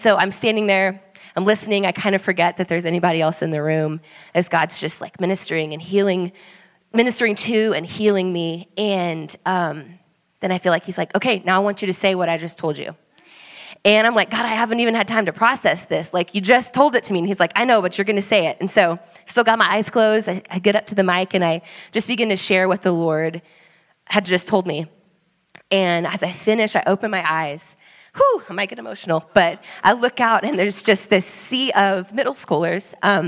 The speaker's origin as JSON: {"language": "English", "town": "Austin", "region": "Texas", "country": "United States", "moved": "as an adult", "said": "my husband Swayze and I, we moved here just over a year ago. We are from Austin, Texas."}